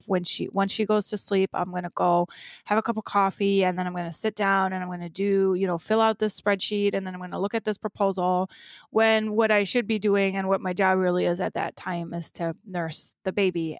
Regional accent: Germany; now in United States; having grown up in Germany

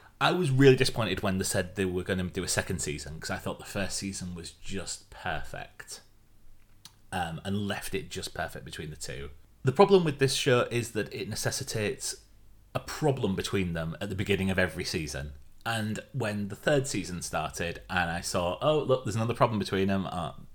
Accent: Yorkshire and the Humber, United Kingdom; as a Yorkshireman

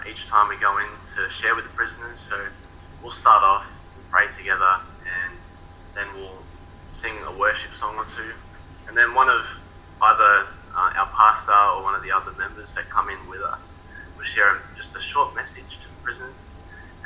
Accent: Melbourne, Victoria, Australia; moved away as an adult; now in Sorell, Australia; I'm originally from Melbourne

